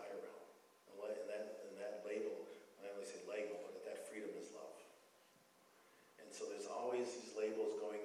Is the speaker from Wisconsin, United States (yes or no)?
yes; Madison, Wisconsin, United States; I'm from Madison, Wisconsin